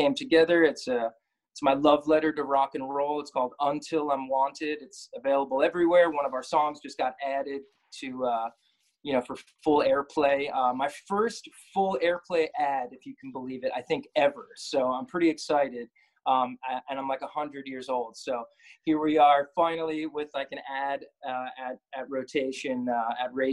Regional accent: New Jersey, United States; also born or lived in Brooklyn, New York / Manhattan, New York; Born in Brooklyn, but I grew up in North Jersey, moved back here a few years ago

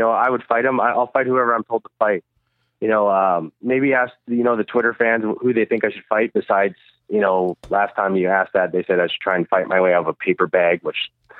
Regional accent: Canada; No, well, I'm very Canadian.

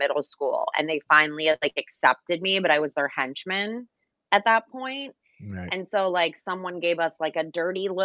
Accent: New Jersey, United States; I'm from Jersey

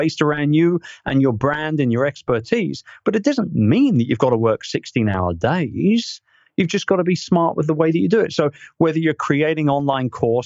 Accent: United Kingdom; as a Brit

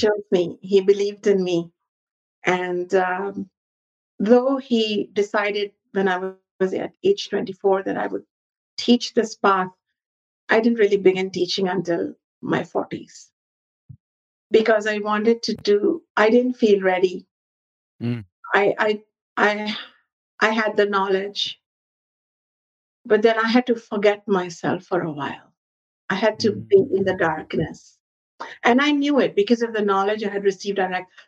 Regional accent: Ayodhya, Uttar Pradesh, India; moved away; I go back to my hometown, Ayodhya

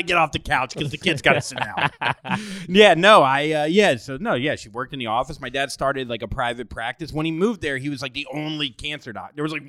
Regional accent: Port St. Lucie, Florida, United States; also born or lived in Miami, Florida; And I was born in Miami. I only lived there 2 years. And then we moved to this kind of, back then it was a smallish town called Port St. Lucie, Florida.

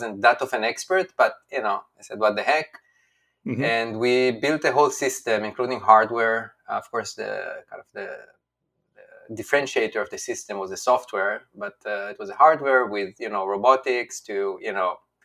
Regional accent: Israel; moved away as an adult; also born or lived in China; now in United States; I'm from Israel. So when I was growing up as a kid, Israel was about like 6 million people.

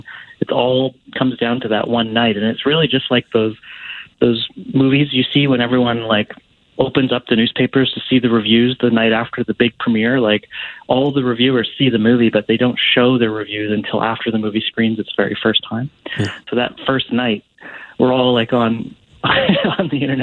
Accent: Vancouver, British Columbia, Canada; I grew up in Vancouver

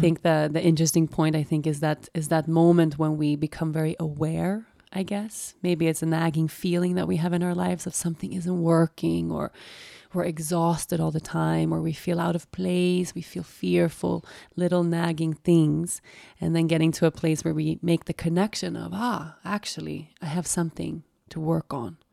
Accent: Sweden; also born or lived in Costa Rica; I had been away from Sweden for like a year.

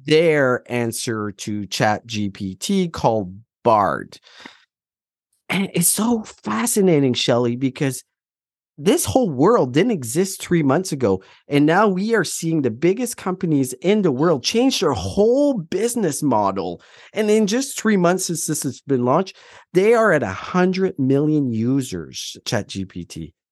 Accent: Atlantic Canada, Canada; moved away; also born or lived in Alberta / Ontario; I'm from Atlantic Canada and I moved out

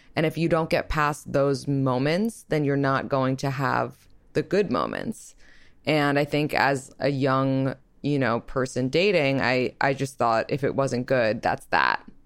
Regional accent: New York, United States; I'm also from New York, and I'm twenty-eight

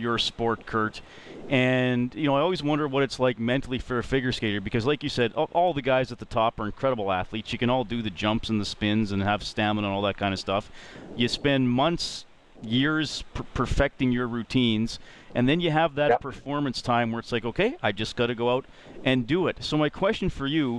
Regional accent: Evansburg, Alberta, Canada; I grew up in Evansburg, which was only an hour away from

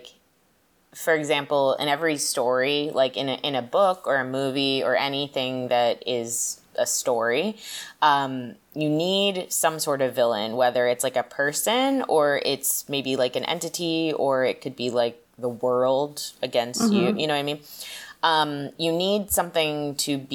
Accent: Florida, United States; moved away; Florida is my home. I was born in Florida. My whole family lives in Florida.

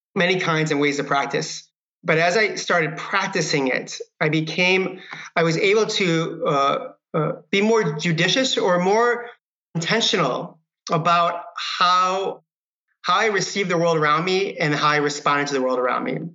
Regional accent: Michigan, United States; now in Marin County, United States; I grew up in Michigan

